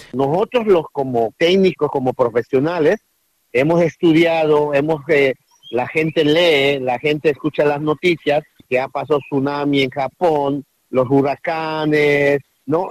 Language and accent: Spanish; Guna people, Guna Yala, Panama; históricamente el pueblo cuna, no venimos de, de vino, históricamente no, no, no, no, no somos del mar